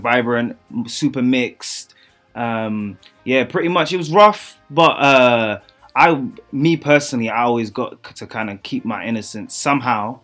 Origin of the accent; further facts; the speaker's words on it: London, United Kingdom; accent: British; I grew up in a part of East London, um, of London, East London, Newham